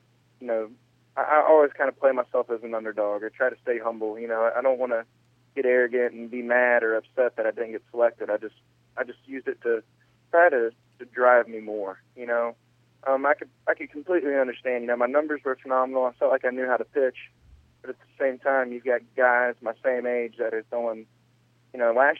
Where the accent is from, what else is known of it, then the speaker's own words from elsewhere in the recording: Huntsville, Alabama, United States; growing up in Alabama